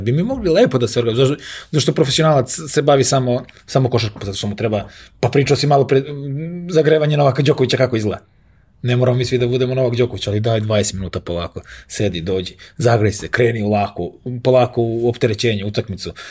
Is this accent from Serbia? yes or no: yes; Belgrade, Serbia